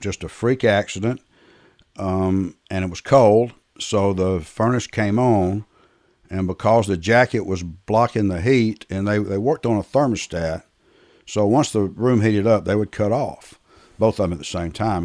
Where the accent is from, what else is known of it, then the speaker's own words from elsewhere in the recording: Atlanta, Georgia, United States; I was born and raised in Atlanta